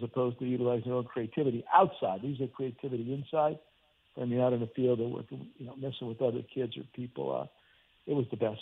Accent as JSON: {"language": "English", "town": "Hazleton", "region": "Pennsylvania", "country": "United States", "tie": "born or raised there", "moved": "yes"}